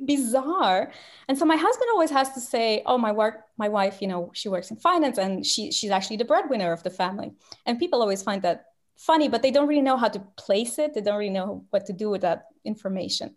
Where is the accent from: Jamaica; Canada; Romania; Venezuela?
Romania; English is a second language; moved away as an adult; now in London, United Kingdom; I'm from Romania